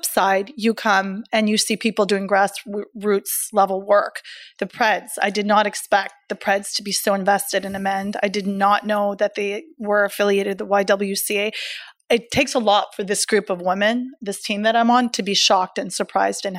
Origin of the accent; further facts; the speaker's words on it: Canada; I am Canadian